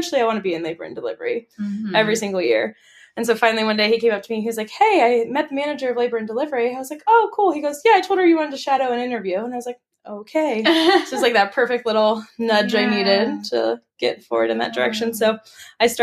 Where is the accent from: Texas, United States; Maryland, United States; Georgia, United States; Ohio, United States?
Ohio, United States; Columbus; I grew up in Columbus, lived there most of my life, went to nursing school at Capital University